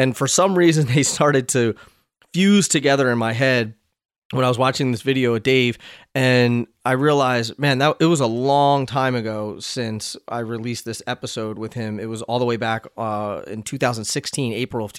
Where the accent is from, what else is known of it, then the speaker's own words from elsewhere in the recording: Pennsylvania, United States; moved away; also born or lived in Hoboken, New Jersey; I'm from Pennsylvania